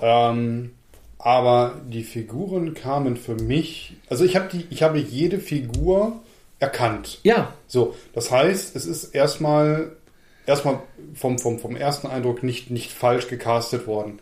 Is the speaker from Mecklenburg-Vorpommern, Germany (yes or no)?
no; Lower Saxony, Germany; born or raised there